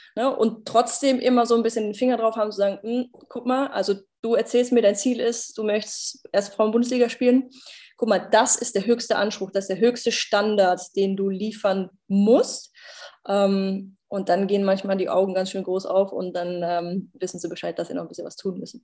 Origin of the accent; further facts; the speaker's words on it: Germany; ich bin Deutsche